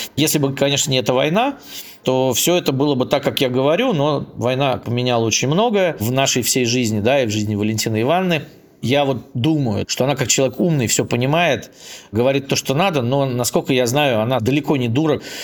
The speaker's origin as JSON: {"language": "Russian", "region": "Saint Petersburg", "country": "Russia", "said": "Я сам из Питера"}